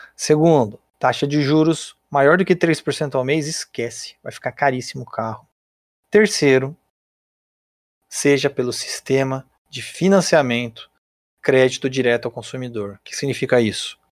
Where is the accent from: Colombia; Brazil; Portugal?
Brazil; a gente, como brasileiro